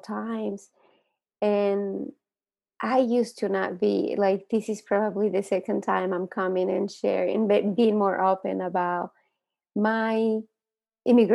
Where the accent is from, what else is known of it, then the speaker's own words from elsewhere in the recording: Santa Barbara, California, United States; now in Los Angeles, United States; when I moved to America, I grew up in Santa Barbara